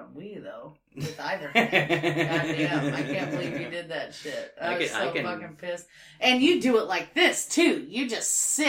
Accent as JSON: {"language": "English", "town": "Indianapolis", "region": "Indiana", "country": "United States", "tie": "born or raised there", "said": "I grew up on the South Side."}